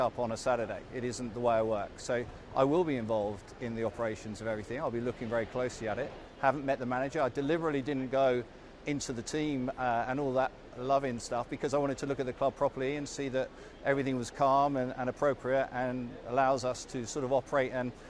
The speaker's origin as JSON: {"language": "English", "town": "Lowestoft", "region": "East of England", "country": "United Kingdom", "said": "I come from Lowestoft"}